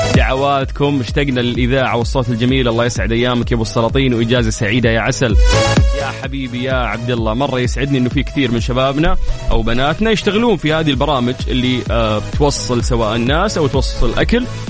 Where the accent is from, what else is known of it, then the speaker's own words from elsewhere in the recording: Saudi Arabia; عندنا في المملكة العربية السعودية